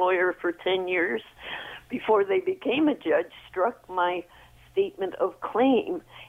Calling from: Mississauga, Ontario, Canada; I'm out in Mississauga.

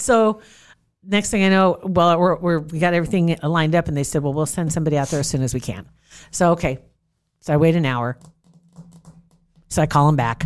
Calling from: Nebraska, United States; I'm calling from Nebraska.

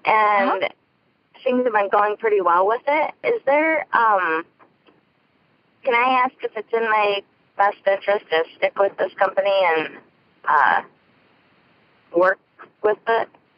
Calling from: Michigan, United States; I'm calling from Michigan.

